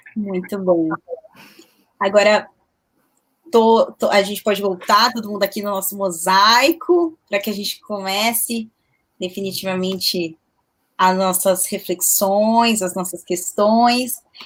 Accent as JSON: {"language": "Portuguese", "region": "São Paulo", "country": "Brazil", "said": "Eu sou de São Paulo"}